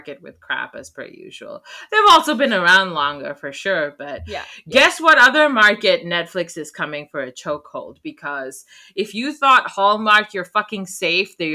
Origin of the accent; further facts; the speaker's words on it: Oman; I grew up in Oman.